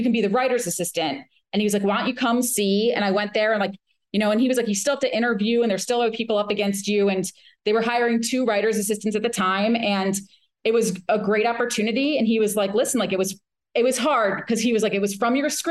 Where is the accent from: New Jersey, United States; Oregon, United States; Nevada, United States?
New Jersey, United States; I'm from New Jersey